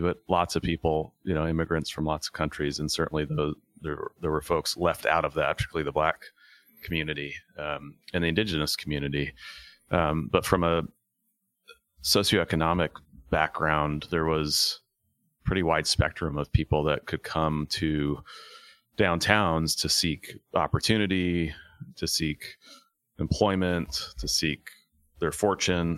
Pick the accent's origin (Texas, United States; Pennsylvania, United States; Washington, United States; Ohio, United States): Washington, United States; Tacoma; also born or lived in Buffalo, New York, United States; I grew up in Tacoma